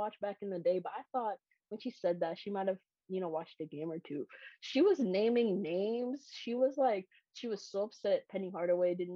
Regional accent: Kingston, Jamaica; moved away; I grew up outside of the United States. I grew up in Jamaica.

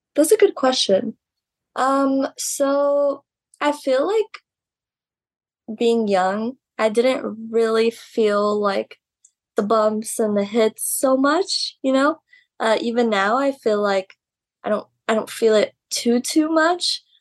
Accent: Laredo, Texas, United States; my hometown Laredo

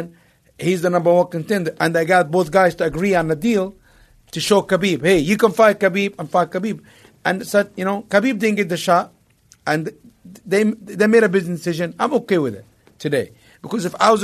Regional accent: Egypt; moved away; growing up in Egypt

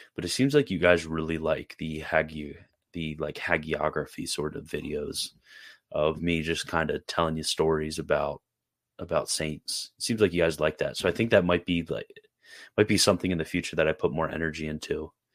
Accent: Carroll County, Maryland, United States; also born or lived in Sanford; I'm from Carroll County. Uh, that's where I originally grew up

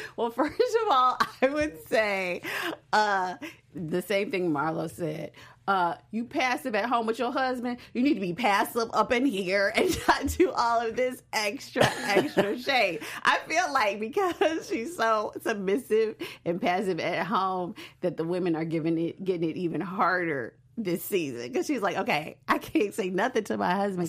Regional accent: Chicago, Illinois, United States; I'm from Chicago

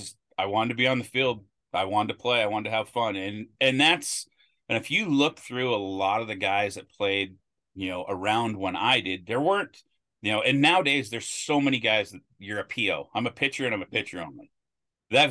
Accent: Billings, Montana, United States; moved away as an adult; now in Bellevue, United States; people figure out that I'm from Billings

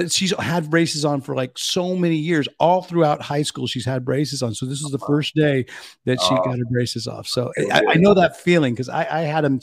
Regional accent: Pleasanton, California, United States; also born or lived in Sacramento; I was born and raised in Pleasanton, or, you know, sort of grew up in Pleasanton, California.

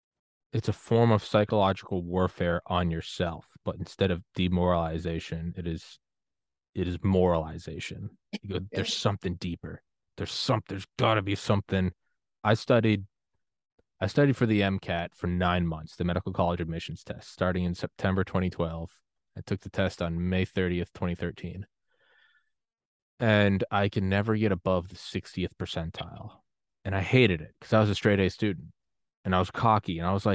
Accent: New England, United States; I'm from New England, but man, there is something awesome about the Yankees

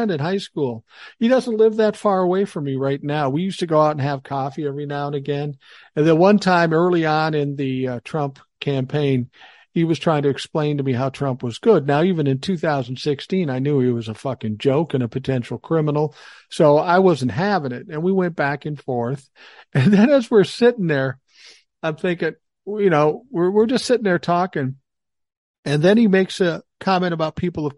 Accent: Minneapolis, Minnesota, United States; moved away; I grew up in Minneapolis. Grant you, it was South Minneapolis, but I grew up in South Minneapolis

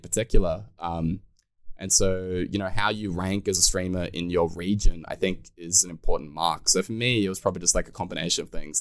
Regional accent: Australia; being an Australian

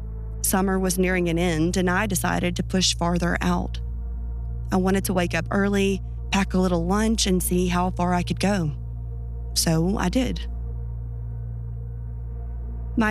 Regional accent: Louisiana, United States; I often sit and think of my time growing up outside of New Orleans. Living in a place of such diversity, both human and natural, is bound to create experiences that are unforgettable.

